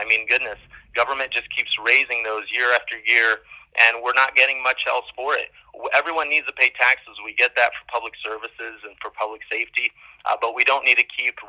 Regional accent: Brazil; now in United States; I grew up overseas in Brazil.

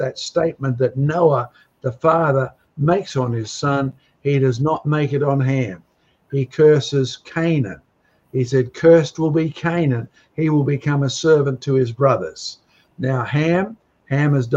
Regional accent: Australia; as an Australian, and us Australians

